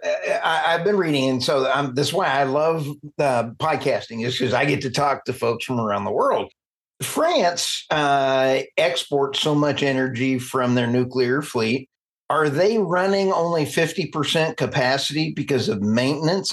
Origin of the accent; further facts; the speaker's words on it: United States; as Americans